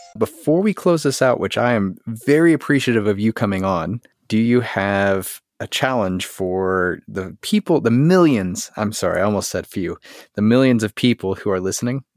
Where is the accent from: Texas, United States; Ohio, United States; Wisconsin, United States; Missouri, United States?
Texas, United States; I'm Texan